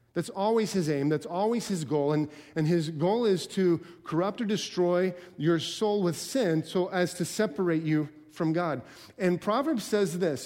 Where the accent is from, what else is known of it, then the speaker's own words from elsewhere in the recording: Alaska, United States; I grew up in Al-, in Alaska